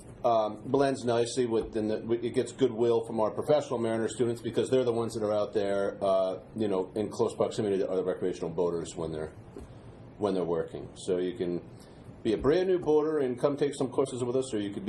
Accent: Wickford, Rhode Island, United States; I grew up in Wickford, and growing up in Wickford, you're near the water, mm-hmm. and I moved there when I was five

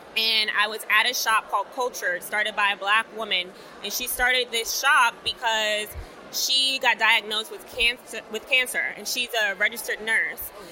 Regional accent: New York City, New York, United States; I had the privilege of being able to live at home because I'm from Brooklyn, New York

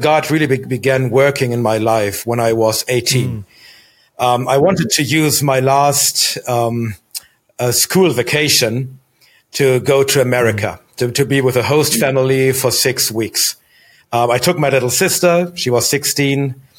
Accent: Germany; So I was born in Germany. We moved around a lot, but always within the German borders.

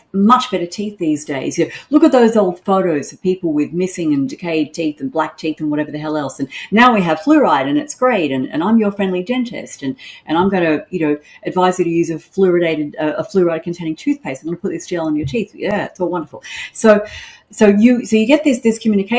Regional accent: Sydney, New South Wales, Australia; moved away as an adult; now in Queensland, Australia; I'm from Sydney originally, which is in New South Wales.

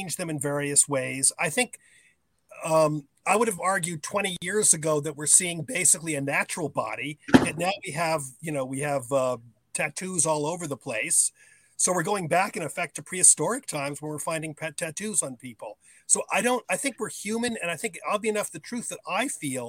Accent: New Jersey, United States; growing up as American

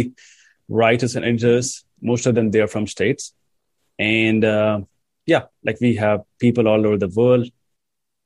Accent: India; I come from India

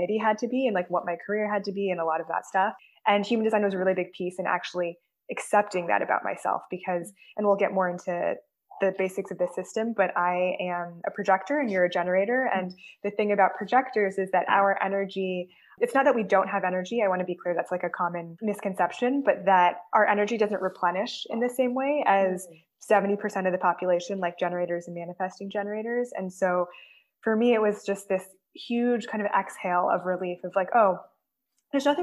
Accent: California, United States; I grew up in California

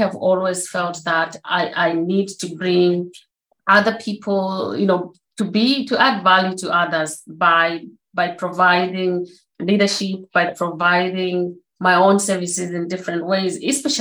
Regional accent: Zimbabwe; moved away; I was born in Zimbabwe, as you said, on a family. We had 8 siblings, so 7 girls, 1 boy

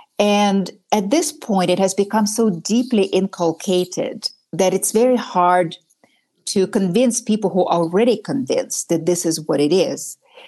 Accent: Novosibirsk, Novosibirsk Oblast, Russia; now in United States; I grew up in Novosibirsk.

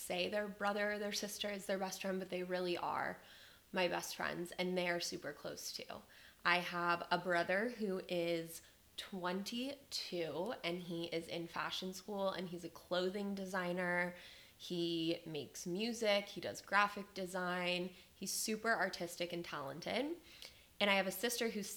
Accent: Las Vegas, Nevada, United States; born or raised there; moved away as an adult; now in Austin, United States

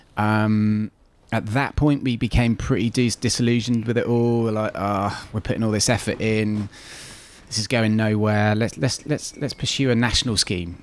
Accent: North Devon, South West England, United Kingdom; I grew up in North Devon, um, as I said, it, it raised me

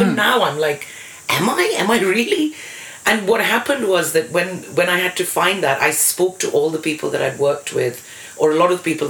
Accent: India; first language English; moved away as an adult; now in United Kingdom; So I ended up back in India, not speaking any Indian languages because English was my first language. Mm. It's very odd being foreigner

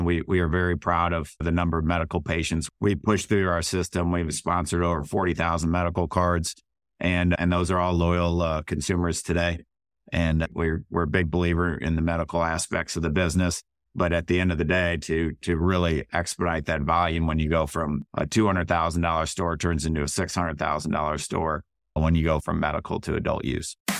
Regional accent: St. Louis, Missouri, United States; also born or lived in Salinas Valley, California; now in Kansas City, United States; We're born and raised in Saint Louis and now both live in Kansas City

